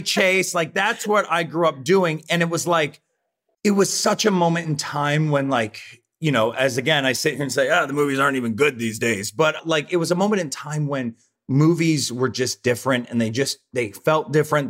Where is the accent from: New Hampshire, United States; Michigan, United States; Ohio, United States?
Ohio, United States; Rossford; moved away; I grew up in Rossford, Ohio